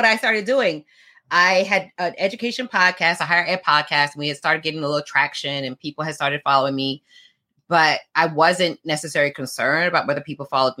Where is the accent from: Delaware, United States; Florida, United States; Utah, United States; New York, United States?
Florida, United States; South; also born or lived in London, United Kingdom; I'm from UK, born in London. I was raised in South Florida